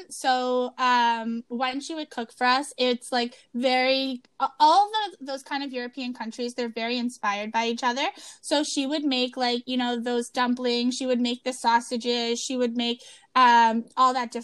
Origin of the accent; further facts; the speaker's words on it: Canada; we're Canadian